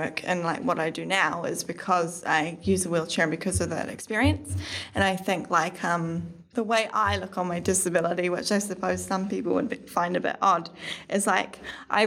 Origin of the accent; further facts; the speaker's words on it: Auckland, New Zealand; also born or lived in Warkworth; I am from Auckland. I was born at National Women's Hospital